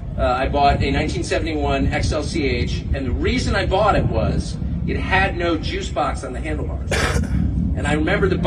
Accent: California, United States; moved away; I'm from California. I grew up here. I'm 53 years old, so I remember a different state.

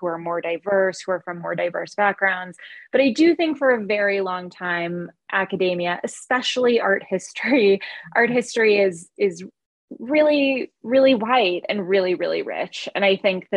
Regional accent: California, United States; also born or lived in Northwestern Massachusetts; I'm a Californian

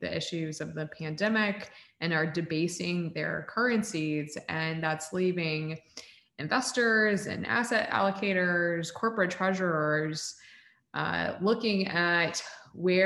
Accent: Central Florida, United States; also born or lived in Texas; I was born in Texas, but raised in Florida. And my entire family, all my community, everybody I'd ever known was from Central Florida

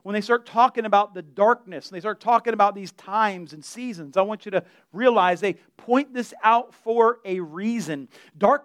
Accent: United States; As an American

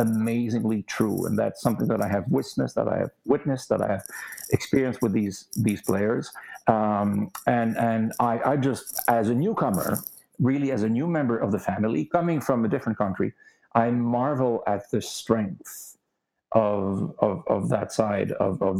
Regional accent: Canada; coming from a country, Canada

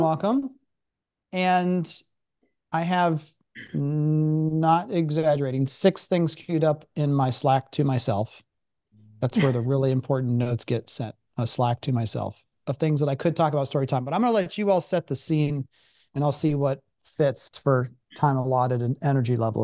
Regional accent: Columbus, Ohio, United States; also born or lived in Pittsburgh; I wasn't from Pittsburgh. Like, I lived, I grew up in Columbus

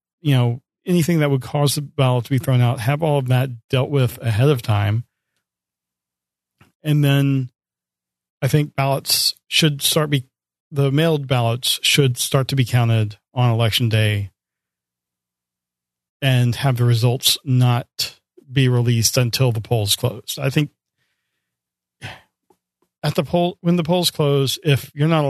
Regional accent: United States; I'm an American, I'm a voter

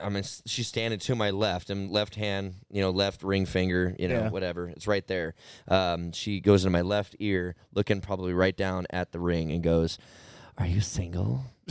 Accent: Arizona, United States; I've lived here my whole life.

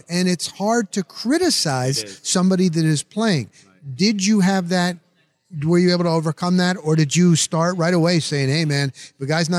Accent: New Jersey, United States; also born or lived in Denver, Colorado; now in Tampa Bay, United States; I'm from Jersey.

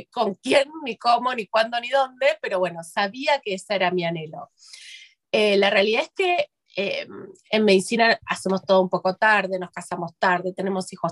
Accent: Buenos Aires, Argentina; soy de Buenos Aires, de Argentina, vivo en Argentina. Eh, mi segundo hogar es allá porque tengo parte de mi familia en España

